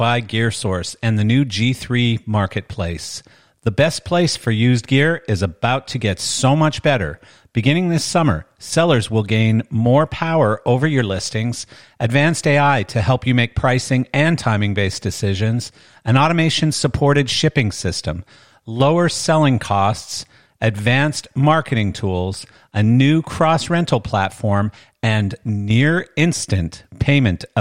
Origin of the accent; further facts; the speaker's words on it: Canada; moved away as an adult; now in Florida, United States; I am Canadian